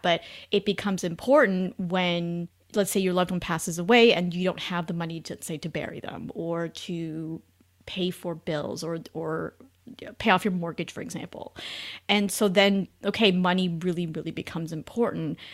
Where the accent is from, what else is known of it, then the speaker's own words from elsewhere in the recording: Canada; moved away as an adult; now in United States; I'm originally Canadian, met my husband in the U S